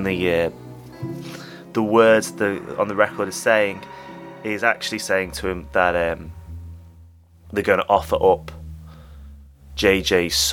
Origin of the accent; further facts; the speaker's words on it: England, United Kingdom; I'm English